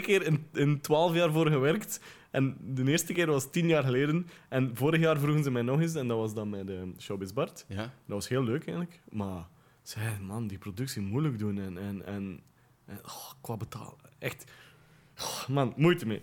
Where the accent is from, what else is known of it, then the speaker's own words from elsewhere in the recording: Ypres, Flanders, Belgium; moved away as an adult; also born or lived in Poperinge / Brussels; now in Bonheiden, Belgium; Ik ben geboren in Elverdingen, dat is een deelgemeente van Ieper. Ehm, daar ben ik groot geworden